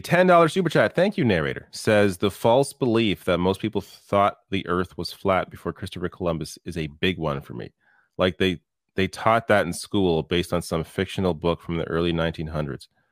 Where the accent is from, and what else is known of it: Canada